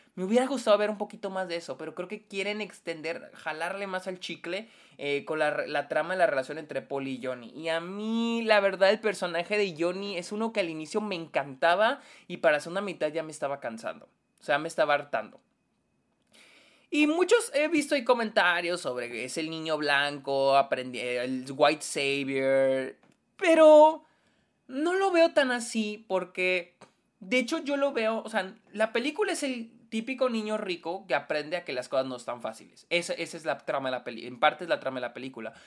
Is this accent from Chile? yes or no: no; Mexico; nosotros como mexicanos